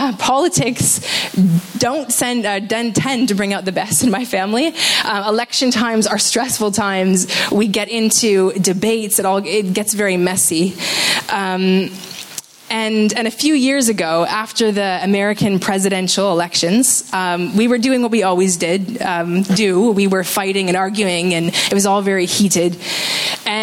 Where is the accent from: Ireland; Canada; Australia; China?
Canada; I am from Canada